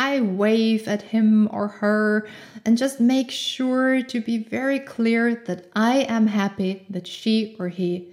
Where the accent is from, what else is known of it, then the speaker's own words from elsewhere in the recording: Austria; English is a second language; I grew up in Austria